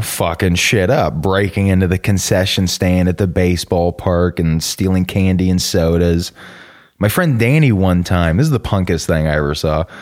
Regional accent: Norcross, Georgia, United States; also born or lived in Suwanee, Georgia; I'm from Atlanta, which for a white guy almost always means I'm from the suburbs of Atlanta. Uh, Gwinnett County, about fifteen minutes northeast of Atlanta, a town called Norcross

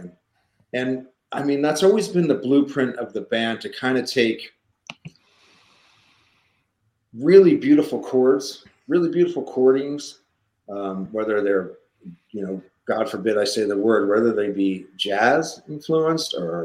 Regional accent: Point Pleasant Beach, New Jersey, United States; I grew up in Point Pleasant Beach

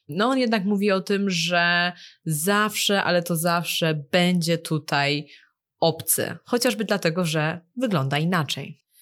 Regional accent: Poland; now in Shanghai, China; pochodzimy z zupełnie innych miejsc w Polsce

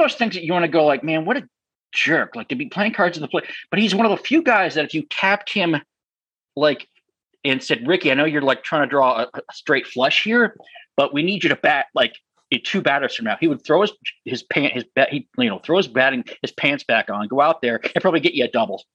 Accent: New Hampshire, United States; my home state of New Hampshire

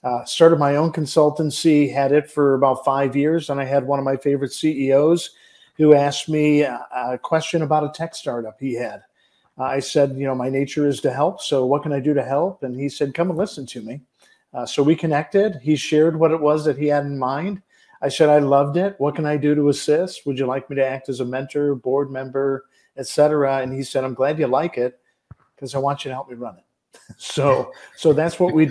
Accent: Detroit, Michigan, United States; I was born and raised in Detroit, Michigan, as my mother likes to say, in the shadow of a Ford manufacturing plant's smokestack

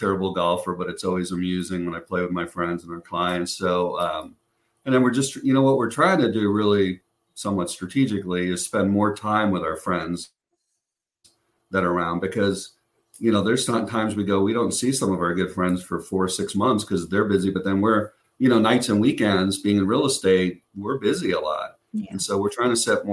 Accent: Chicago, Illinois, United States; moved away; I'm from Chicago

